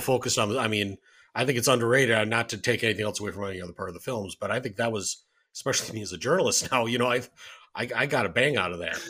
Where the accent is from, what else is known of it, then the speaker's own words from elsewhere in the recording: Wisconsin, United States; showed up at the Sears in the mall in my hometown